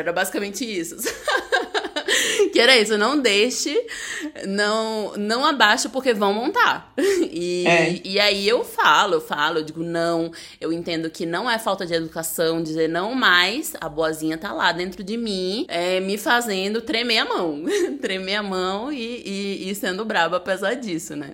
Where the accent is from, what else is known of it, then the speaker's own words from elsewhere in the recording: Aracaju, Sergipe, Brazil; moved away; Eu sou de Aracaju